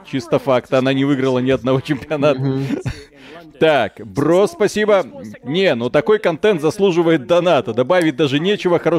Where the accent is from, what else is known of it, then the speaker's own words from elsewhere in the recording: Belarus; Потому что мы из Беларуси.